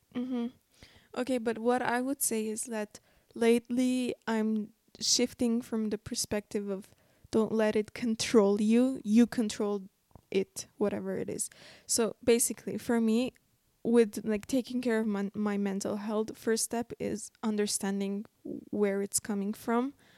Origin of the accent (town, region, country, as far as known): Armenia